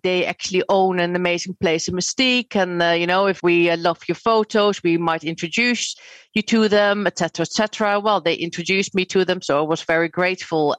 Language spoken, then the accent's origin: English; Netherlands; moved away as an adult; now in United Kingdom; I'm actually Dutch.